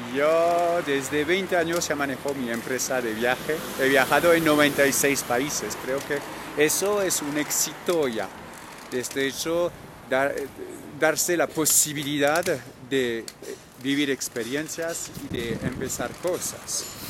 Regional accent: Normandy, France; accent: French; Spanish is a second language; now in Bogotá, Colombia; yo soy francés al principio, de Normandía al lado de París

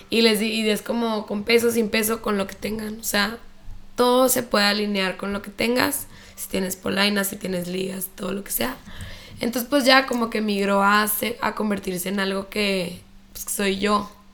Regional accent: Chihuahua, Mexico; moved away as an adult; also born or lived in Mexico City; soy de Chihuahua, viví aquí toda mi vida, pero después me fui a vivir a la Ciudad de México

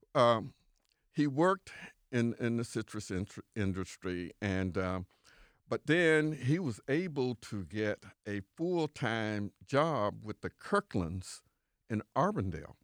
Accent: Winter Haven, Florida, United States; I was born and raised on Avenue Q.

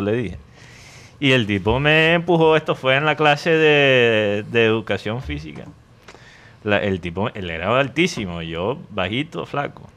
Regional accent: Medellín, Antioquia, Colombia; yo soy de Medellín

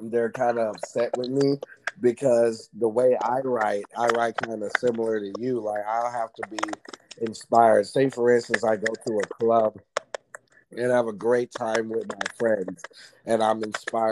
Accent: Texas, United States; accent: Texas; I'm from Texas

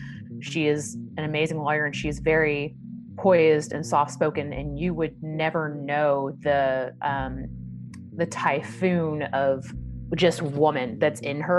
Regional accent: the South, United States; You know, I'm from the South, so biscuits with every meal. We drink a lot of sweet tea.

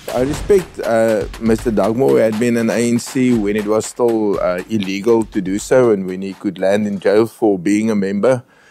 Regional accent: Northern Transvaal, Limpopo, South Africa; moved away; I'm from Northern Transvaal rugby days. I disliked the Western Cape when I was a schoolboy

